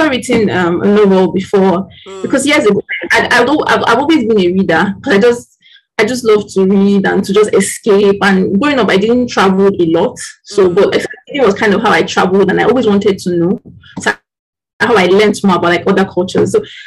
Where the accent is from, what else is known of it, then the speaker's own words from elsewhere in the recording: Nigeria; as a Nigerian